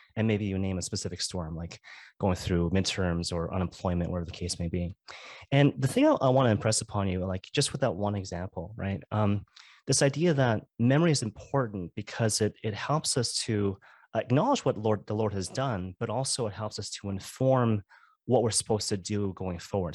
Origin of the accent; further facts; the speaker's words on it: Vancouver, British Columbia, Canada; I'm from Vancouver, so I'm a Vancouver Canucks fan